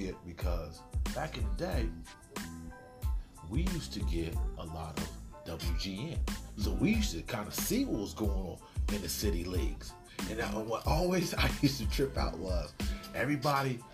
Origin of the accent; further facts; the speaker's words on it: Newark, Ohio, United States; now in California, United States; I'm from Newark, Ohio, not New Jersey